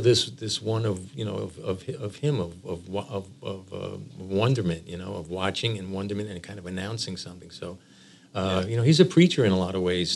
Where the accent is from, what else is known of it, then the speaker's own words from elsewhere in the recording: New York, United States; as a New Yorker